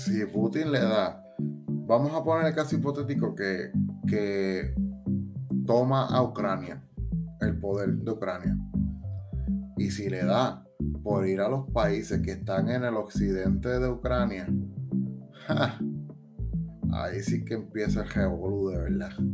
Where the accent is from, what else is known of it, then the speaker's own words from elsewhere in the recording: Puerto Rico; aquí en Puerto Rico tenemos un estatus colonial